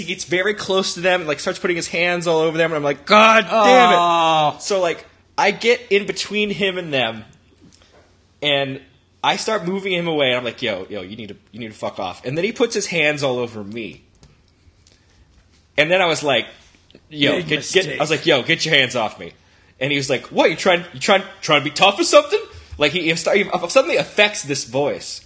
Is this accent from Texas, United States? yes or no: yes; Texas, United States; moved away; I'm from Texas